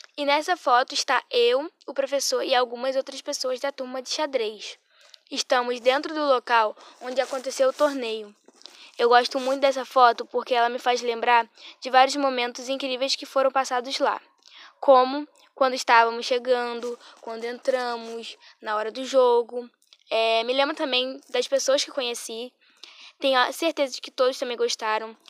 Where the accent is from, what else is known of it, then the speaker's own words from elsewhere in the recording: Rio de Janeiro, Brazil; Nasci no Rio de Janeiro